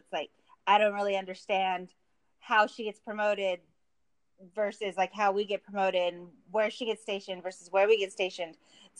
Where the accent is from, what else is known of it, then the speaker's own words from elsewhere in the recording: California, United States; also born or lived in Camp Pendleton, California; I'm from California